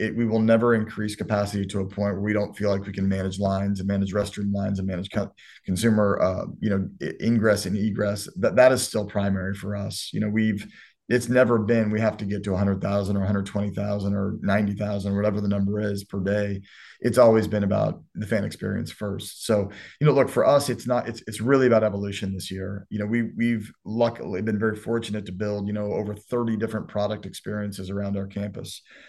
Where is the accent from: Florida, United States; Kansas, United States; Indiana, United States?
Kansas, United States; Lawrence; also born or lived in Newton, Kansas; now in Miami, United States; I moved to Lawrence when I was 10, which is again, a small town outside of Kansas City, which is where I grew up.